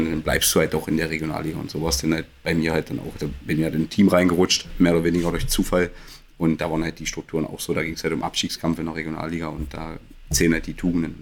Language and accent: German; Magdeburg, Saxony-Anhalt, Germany; gebürtiger Magdeburger